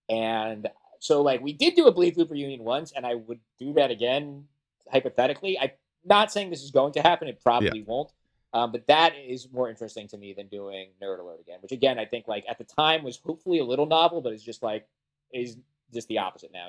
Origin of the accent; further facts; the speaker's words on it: New Jersey, United States; I'm from New Jersey, so I grew up like idolizing Kevin Smith, loving Clerks. I was like 14 or 15.